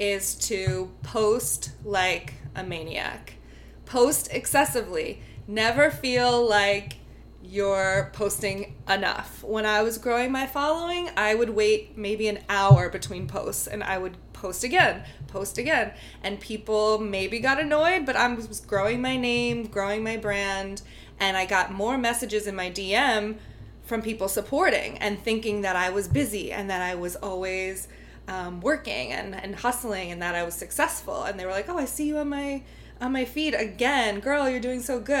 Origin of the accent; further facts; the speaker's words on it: Long Island, New York, United States; accent: Long Island; also born or lived in Manhattan, New York; I grew up on Long Island, New York. I feel that with this podcast, I'm going to slip into that accent sometimes here and there